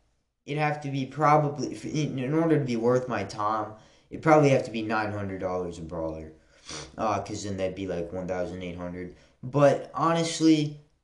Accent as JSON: {"language": "English", "region": "Wisconsin", "country": "United States", "tie": "born or raised there", "said": "I was born in Wisconsin"}